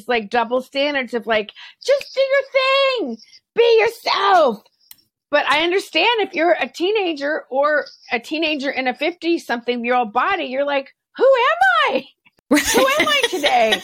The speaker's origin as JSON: {"language": "English", "region": "Texas", "country": "United States", "tie": "born or raised there", "said": "I grew up in Texas where I was constantly told I was too much"}